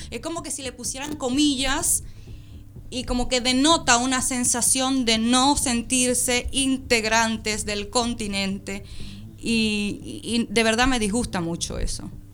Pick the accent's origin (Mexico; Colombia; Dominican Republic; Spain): Dominican Republic; now in Argentina; yo soy dominicana